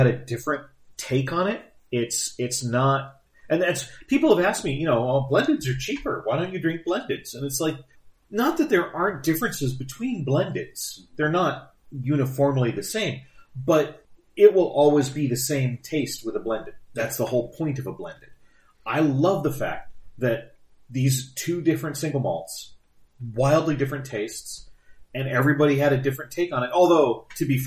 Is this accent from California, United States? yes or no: yes; San Diego, California, United States; moved away; San Diego's my hometown, my birth town.